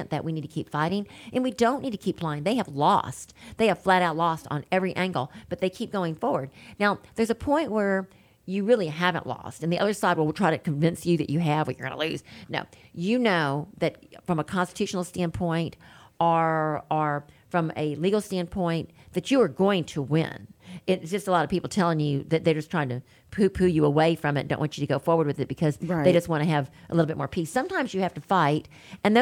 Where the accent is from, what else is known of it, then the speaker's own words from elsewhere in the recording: Baton Rouge, Louisiana, United States; moved away; I am from Baton Rouge